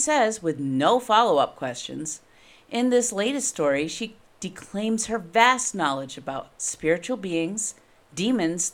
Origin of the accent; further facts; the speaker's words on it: New England, United States; I'm from New England